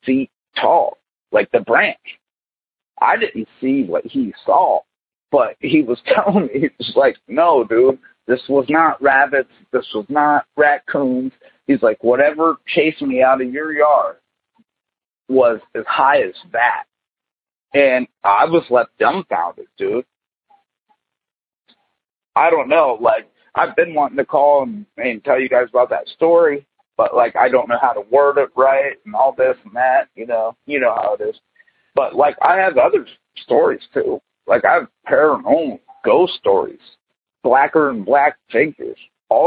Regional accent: New Philadelphia, Ohio, United States; The name of my town is New Philadelphia, Ohio, but it is a small town.

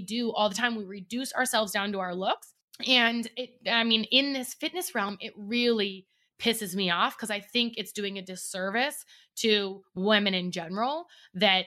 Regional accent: Oregon, United States; now in Arizona, United States; I'm from Oregon. We're both from Oregon.

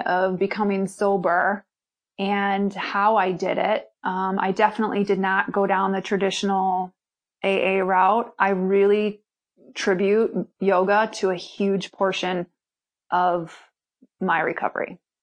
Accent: Milwaukee, Wisconsin, United States; I'm originally from Milwaukee, Wisconsin

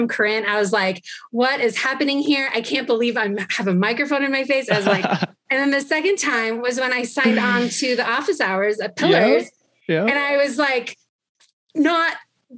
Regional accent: Ojai, California, United States; also born or lived in Chicago / Los Angeles / Mammoth Lakes, California; I grew up in Ojai, California. So Southern California

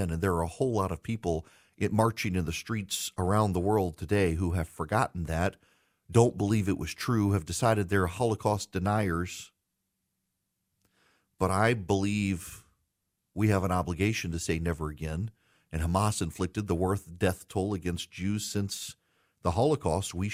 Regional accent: United States; I'm an American who believes in America

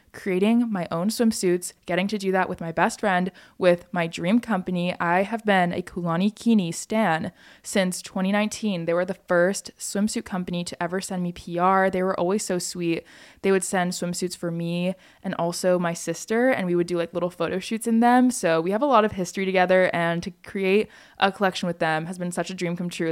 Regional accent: Hawaii, United States; growing up in Hawaii

